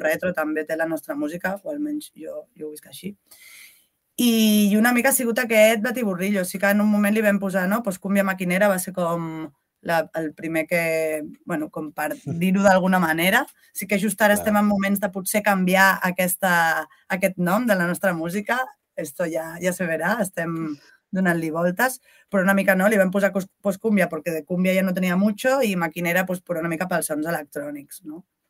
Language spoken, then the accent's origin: Catalan; Catalonia, Spain; first language Catalan; jo sóc catalanoparlant